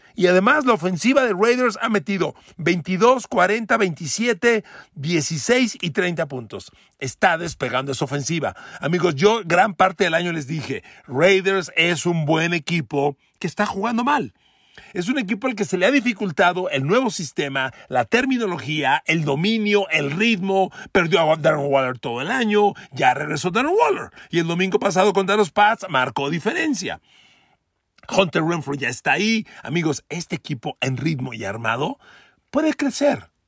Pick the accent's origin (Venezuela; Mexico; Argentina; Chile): Mexico; de mi México querido, el México donde yo nací, donde, donde crecí, donde me desarrollo